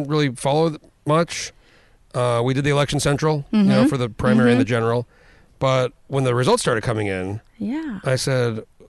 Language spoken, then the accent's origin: English; New Mexico, United States; I grew up in New Mexico where it was hot.